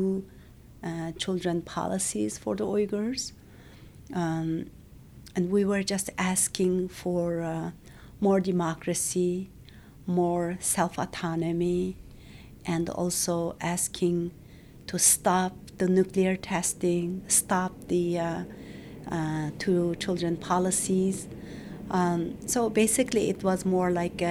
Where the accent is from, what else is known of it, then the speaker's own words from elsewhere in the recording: Urumqi, Xinjiang, China; moved away as an adult; I was born and raised in Urumqi, the capital city of the East Turkestan.